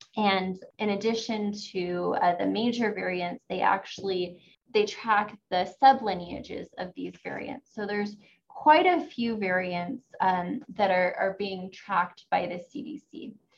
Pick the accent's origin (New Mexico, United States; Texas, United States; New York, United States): New Mexico, United States; Santa Fe; I was born and raised here in Santa Fe, New Mexico